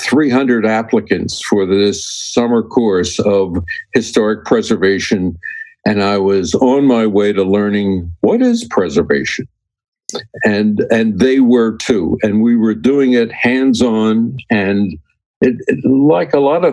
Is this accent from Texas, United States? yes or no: no; Berlin, New Jersey, United States; a guy that grew up in South Jersey. Now, that's not New Jersey. It's called South Jersey. And a little town called Berlin that was somewhere between the Atlantic City and Philadelphia area